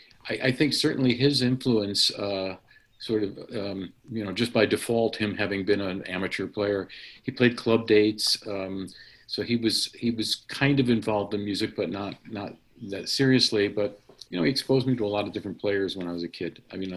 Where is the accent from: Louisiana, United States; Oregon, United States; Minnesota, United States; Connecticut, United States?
Connecticut, United States; I'm from Connecticut, and we could commute up to the Hart School on Saturdays